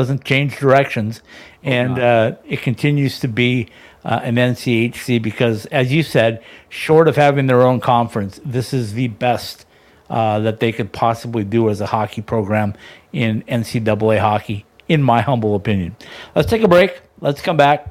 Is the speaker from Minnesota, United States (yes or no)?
yes; Minnesota, United States; moved away; I'm from Minnesota originally